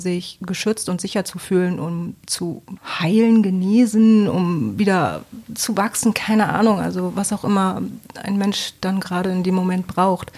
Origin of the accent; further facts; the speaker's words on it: Bremen, Germany; now in Bremerhaven, Germany; Ich komme aus Bremen, also nicht ursprünglich, aber ich wohne hier schon eigentlich mein Leben lang